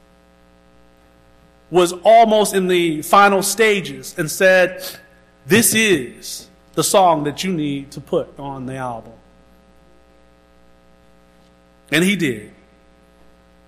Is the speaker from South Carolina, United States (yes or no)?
yes; Round O, South Carolina, United States; As a little boy growing up in Round O, South Carolina